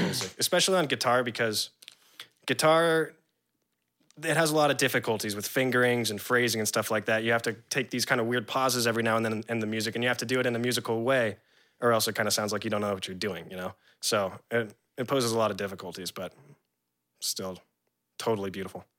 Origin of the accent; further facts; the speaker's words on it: San Diego, California, United States; moved away as an adult; also born or lived in New Orleans / Virginia / Jacksonville; my dad moved to San Diego, California. And that's where I grew up from, like, five until college, you know, like, eighteen